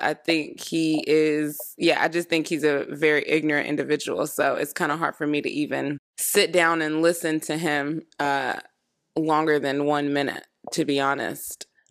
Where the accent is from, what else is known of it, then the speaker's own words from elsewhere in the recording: Florida, United States; I'm from Florida